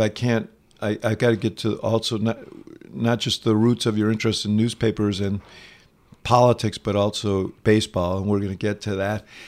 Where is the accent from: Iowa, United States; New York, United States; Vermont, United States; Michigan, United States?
New York, United States; moved away as an adult; also born or lived in Chicago; I grew up in New York, devouring the writings of big city columnists